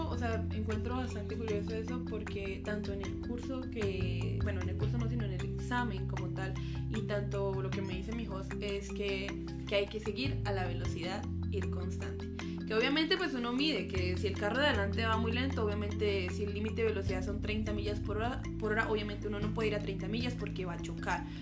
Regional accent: Duitama, Boyacá, Colombia; moved away; Yo soy de Colombia, como ella dice, yo soy de Boyacá, una región muy bonita de allá. Es un departamento, por así decirlo, un estado, pero soy de la ciudad de Uitama

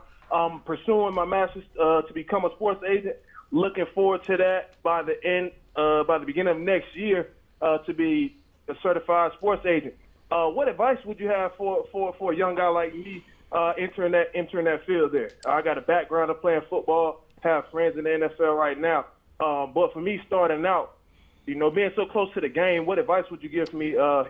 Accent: Miami, Florida, United States; now in Atlanta, United States; I'm over here. I'm from Miami, Florida.

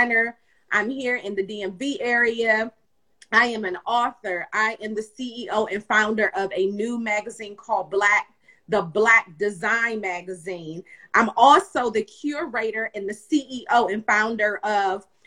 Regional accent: Kingston, Jamaica; moved away; I am originally from Kingston, Jamaica

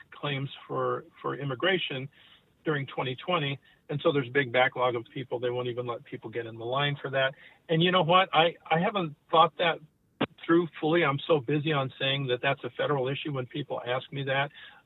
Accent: Nogales, Arizona, United States; where are you from? And I say Nogales

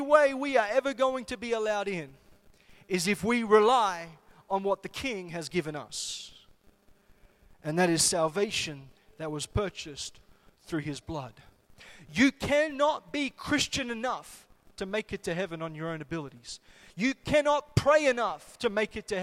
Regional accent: Solomon Islands; when I was growing up in the Solomon Islands

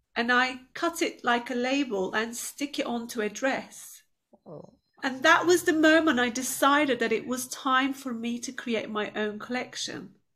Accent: Turkey; moved away as an adult; now in United Kingdom; I was quite an outgoing girl growing up in Turkey

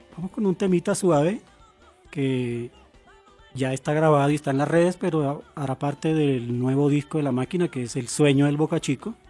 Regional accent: Turbaco, Bolívar, Colombia; yo vengo de Turbaco, Bolívar, un pueblito encallado en una colina a 10 kilómetros de la inmóvil ciudad de Cartagena.

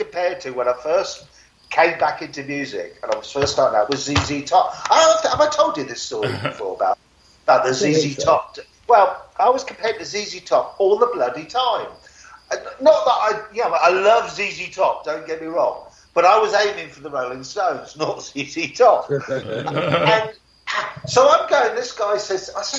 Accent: United Kingdom; accent: British; my British accent sounds the same as my American accent.

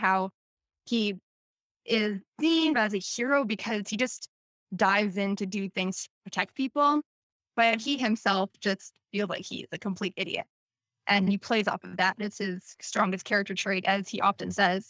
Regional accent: Canada; also born or lived in South Korea; I'm from Canada

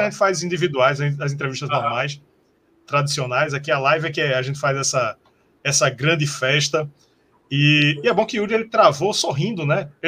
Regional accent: Recife, Pernambuco, Brazil; Sim, de Recife, somos de Recife.

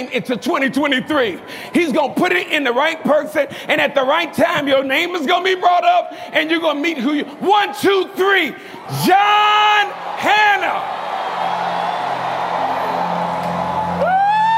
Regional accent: Chicago, Illinois, United States; I'm from Chicago. I'm from the hood. I'm from poverty

